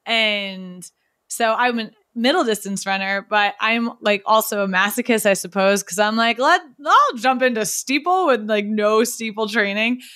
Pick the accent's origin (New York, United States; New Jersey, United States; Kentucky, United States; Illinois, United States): New York, United States; now in Cambridge, United States; I'm from New York, but I live in Cambridge.